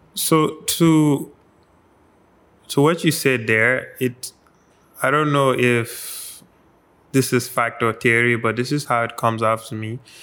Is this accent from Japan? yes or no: no; Gambia; growing up in the Gambia